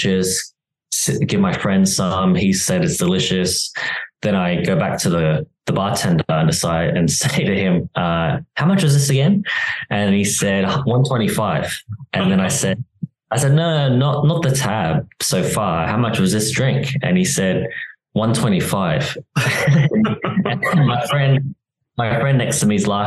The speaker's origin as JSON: {"language": "English", "country": "Australia", "moved": "as an adult", "lives_now": "Barcelona, Spain", "said": "So I am from Australia originally, but I do live in Europe now"}